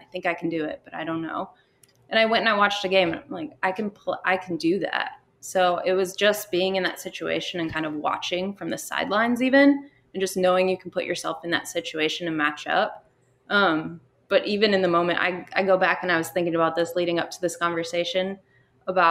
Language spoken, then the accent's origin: English; Minnesota, United States; moved away as an adult; also born or lived in Texas; growing up in Minnesota, I never once had a school softball season where we started outside